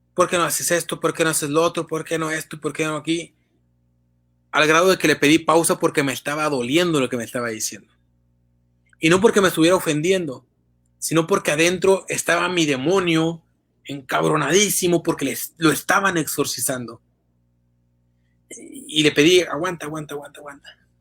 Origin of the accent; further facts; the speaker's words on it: Tamaulipas, Mexico; un periodista tamaulipeco